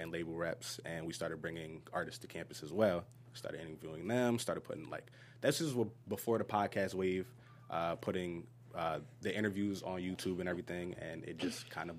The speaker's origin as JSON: {"language": "English", "country": "Germany", "tie": "born there", "said": "And I was born in Germany, so it's the Welsh spelling of …."}